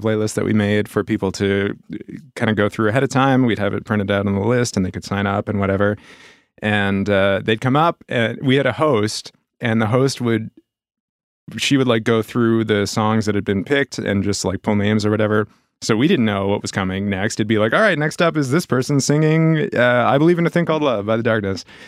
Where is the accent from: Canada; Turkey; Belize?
Canada; Halifax, Nova Scotia; also born or lived in Brookfield / Montreal; I grew up here in Halifax.